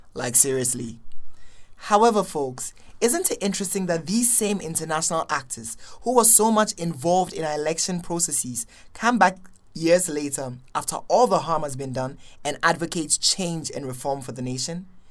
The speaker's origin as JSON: {"language": "English", "town": "Accra", "region": "Greater Accra", "country": "Ghana", "moved": "yes", "said": "I'm from Accra, Ghana."}